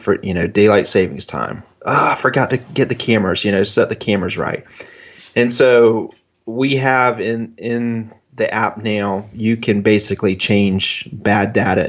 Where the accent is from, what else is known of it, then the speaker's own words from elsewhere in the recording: Rochester, New York, United States; born there; So I was born in 1970 in Rochester, New York.